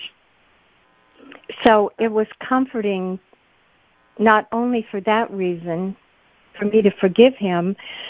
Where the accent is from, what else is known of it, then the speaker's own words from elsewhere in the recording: Midwest, United States; moved away; where I grew up in the Midwest